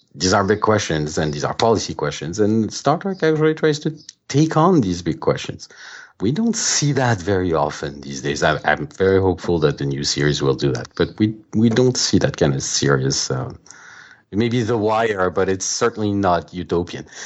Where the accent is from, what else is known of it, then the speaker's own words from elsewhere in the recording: France; moved away as an adult; now in United States; I grew up in France